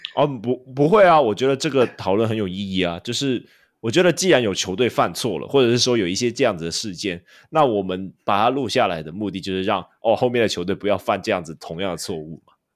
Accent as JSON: {"language": "Chinese", "country": "Hong Kong", "moved": "yes", "lives_now": "Taiwan", "said": "我是香港人"}